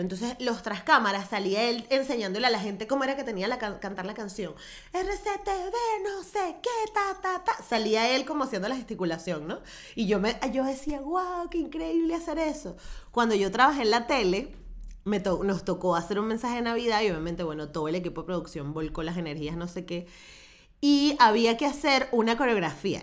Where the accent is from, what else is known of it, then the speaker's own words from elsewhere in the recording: Venezuela; soy venezolana